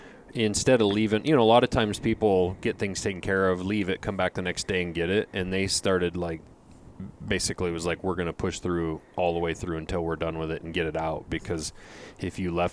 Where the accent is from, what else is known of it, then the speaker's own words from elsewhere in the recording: Lincoln, Montana, United States; I was raised in Lincoln, which is about 2 hours east of where I live right now. Lincoln's right on the edge of the Bob Marshall Wilderness.